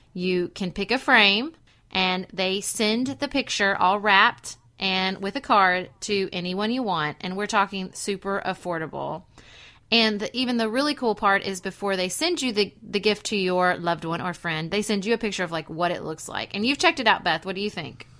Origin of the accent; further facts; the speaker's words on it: Paducah, Kentucky, United States; when I was growing up in Paducah in the nineties